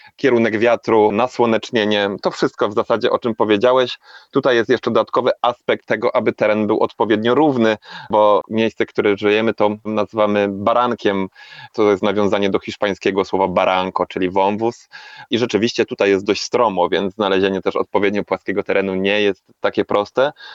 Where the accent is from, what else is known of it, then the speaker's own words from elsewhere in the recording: Tychy, Silesian Voivodeship, Poland; moved away as an adult; now in Tenerife, Spain; urodziłem się w Tychach i większość mojego życia spędziłem na osiedlu